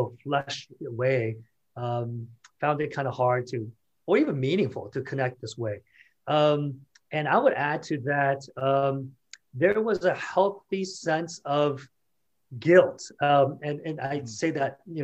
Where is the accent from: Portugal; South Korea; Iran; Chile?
South Korea; now in Washington, United States; I was born and raised in South Korea. And so I am culturally hardwired as a Korean.